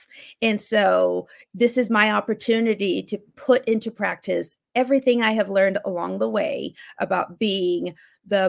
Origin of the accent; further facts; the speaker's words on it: Cameroon; first language Akum; English is a second language; moved away; also born or lived in Atlanta; Akum, which is my home language, I was born in Cameroon